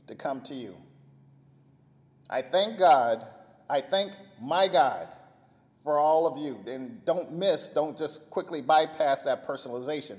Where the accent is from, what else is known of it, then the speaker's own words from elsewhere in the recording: Bakersfield, California, United States; my mom and growing up in Bakersfield